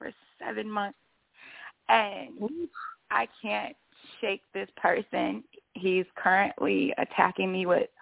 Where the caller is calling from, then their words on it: Chicago, Illinois, United States; I'm calling from Chicago